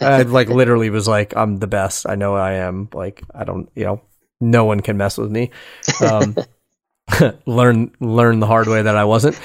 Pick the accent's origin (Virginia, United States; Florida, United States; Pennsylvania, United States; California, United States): Pennsylvania, United States; Philadelphia; I'm from Philadelphia.